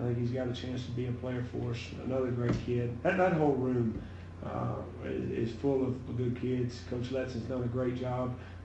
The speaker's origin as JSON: {"language": "English", "region": "the South", "country": "United States", "moved": "yes", "lives_now": "Colorado, United States", "said": "I'm from the South"}